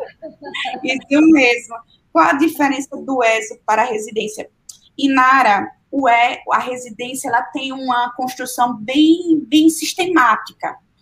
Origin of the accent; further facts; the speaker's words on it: Sergipe, Brazil; moved away; lá em Sergipe, eu sou sergipana